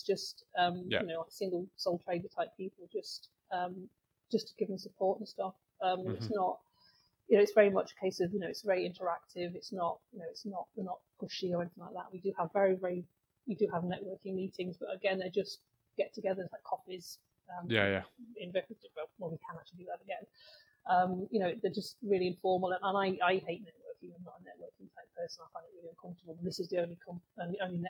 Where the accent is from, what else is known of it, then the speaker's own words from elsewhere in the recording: Cambridge, East of England, United Kingdom; moved away as an adult; also born or lived in Manchester; now in Stockport, United Kingdom; Well, I was born and bred in Cambridge, but I came up here in 1984.